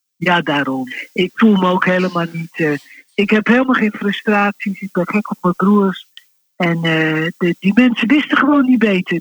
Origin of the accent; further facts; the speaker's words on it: Rotterdam, South Holland, Netherlands; also born or lived in Wassenaar; now in The Hague, Netherlands; En ik ben geboren in Rotterdam-Zuid.